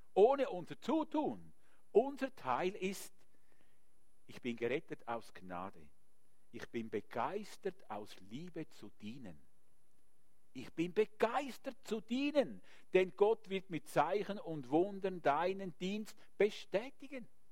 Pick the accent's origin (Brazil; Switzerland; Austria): Switzerland; Wir haben als Schweizer